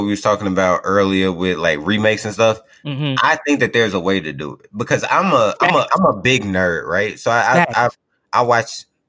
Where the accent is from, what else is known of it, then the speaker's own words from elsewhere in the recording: Chicago, Illinois, United States; I'm from Chicago.